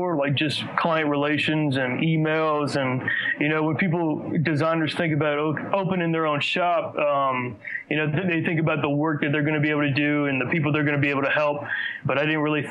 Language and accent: English; Gonzales, Louisiana, United States; moved away as an adult; now in Baton Rouge, United States; I'm actually from Gonzales, which is 30 minutes towards New Orleans, but I've been here the last 7 years